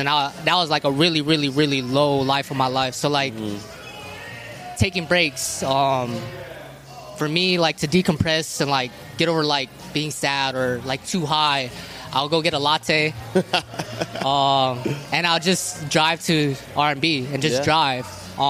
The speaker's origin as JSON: {"language": "English", "town": "Tucson", "region": "Arizona", "country": "United States", "tie": "born or raised there", "said": "And I grew up on the South Side, so, like, you know, it's mostly Mexicans. And they just embraced me, you know."}